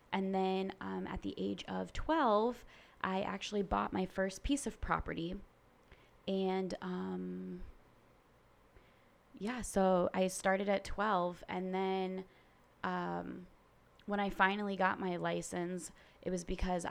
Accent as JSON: {"language": "English", "town": "Naples", "region": "Florida", "country": "United States", "tie": "born or raised there", "said": "I am a seventh-generation Floridian. I actually was born and raised in Naples, so I am native to this area"}